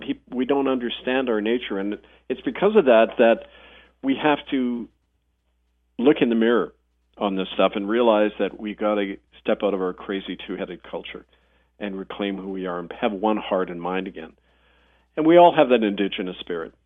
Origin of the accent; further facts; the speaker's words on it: Winnipeg, Manitoba, Canada; when I was growing up in Winnipeg